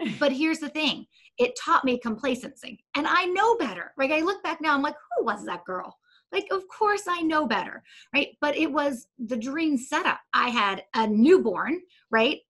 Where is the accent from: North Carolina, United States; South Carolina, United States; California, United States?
North Carolina, United States; Charlotte; I worked for a lobbying organization in Charlotte, North Carolina. That's where I am still today